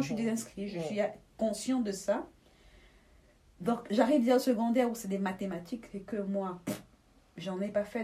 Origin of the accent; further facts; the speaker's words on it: Douala, Littoral, Cameroon; moved away as an adult; now in Belgium; je suis née à Douala